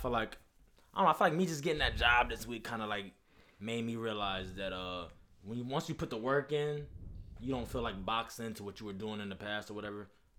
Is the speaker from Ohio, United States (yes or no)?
yes; Lorain, Ohio, United States; I grew up on the West Side.